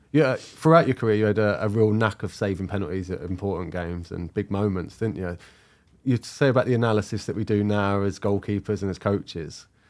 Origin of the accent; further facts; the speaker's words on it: London, United Kingdom; I grew up in South London